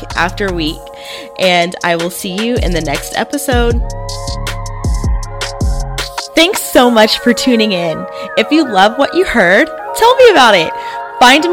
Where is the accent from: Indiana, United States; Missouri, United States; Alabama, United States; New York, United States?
Alabama, United States; I grew up in the South. born and raised in Alabama